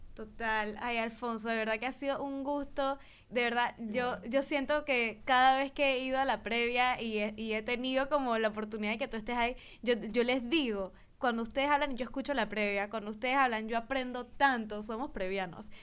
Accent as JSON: {"language": "Spanish", "country": "Panama", "said": "nosotros como panameños"}